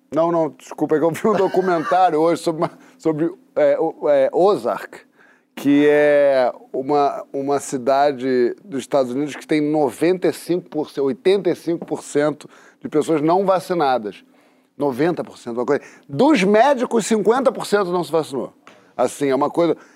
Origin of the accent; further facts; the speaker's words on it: Paty do Alferes, Rio de Janeiro, Brazil; Eu, eu, eu, fui criado em Patinho